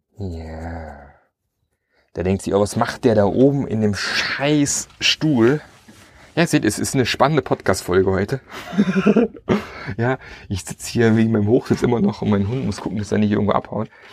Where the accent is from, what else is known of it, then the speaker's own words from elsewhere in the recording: Germany; wir als Deutsche und unsere deutsche Kultur